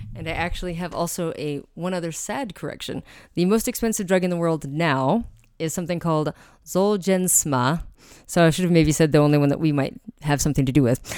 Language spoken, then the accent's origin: English; Albuquerque, New Mexico, United States; I grew up with in Albuquerque, New Mexico.